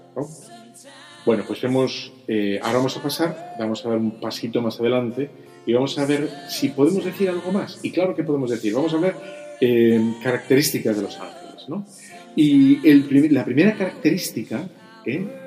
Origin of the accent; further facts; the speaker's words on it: Bilbao, Basque Country, Spain; soy de Bilbao